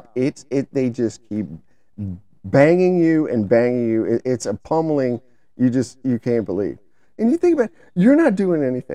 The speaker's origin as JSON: {"language": "English", "region": "the South", "country": "United States", "said": "we're from the South, so we just call them stinging nettles"}